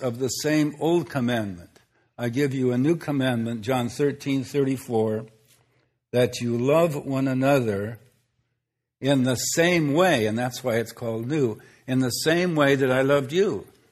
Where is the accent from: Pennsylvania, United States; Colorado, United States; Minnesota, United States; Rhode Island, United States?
Minnesota, United States; where I grew up in Minnesota